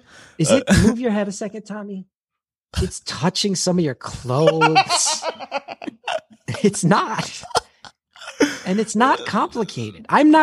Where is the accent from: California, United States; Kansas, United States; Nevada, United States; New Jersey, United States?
New Jersey, United States; And it's just about my massive amount of love for my home state.